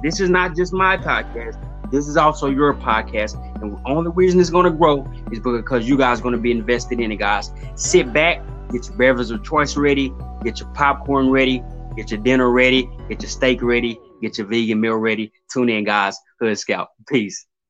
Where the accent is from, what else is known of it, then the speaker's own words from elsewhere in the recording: Dallas, Texas, United States; I'm a kid from Texas, so really Dallas specifically.